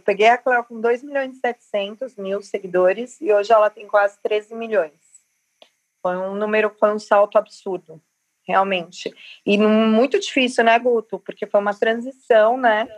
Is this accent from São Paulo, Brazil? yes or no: yes; Capão Redondo, São Paulo, Brazil; Capão Redondo, que é minha quebrada